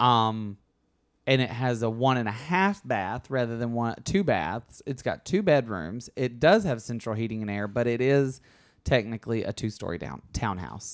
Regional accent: Alabama, United States; moved away as an adult; also born or lived in New York; now in Los Angeles, United States; I grew up in Alabama.

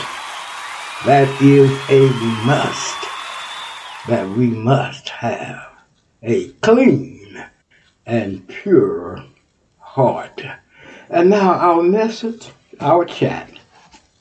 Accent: Texas, United States; I'm from Texas

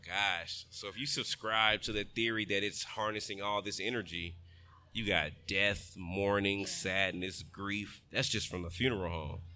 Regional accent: Texas, United States; I'm from Texas

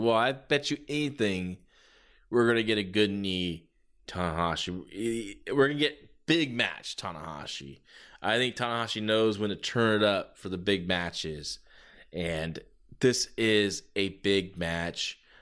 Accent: San Jose, California, United States; here in San Jose, my hometown

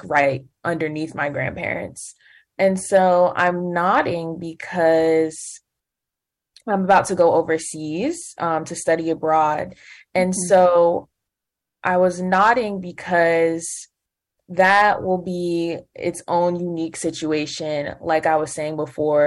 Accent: Connecticut, United States; we grew up in Connecticut

